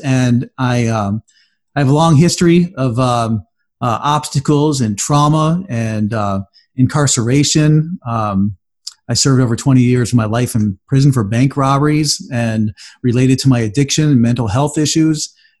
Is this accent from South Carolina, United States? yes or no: no; New York, United States; also born or lived in Florida; Well, I was born in upstate New York, and my parents moved a lot. We moved between New York and Florida, New York and Florida, New York and Florida, you know, quite a few times.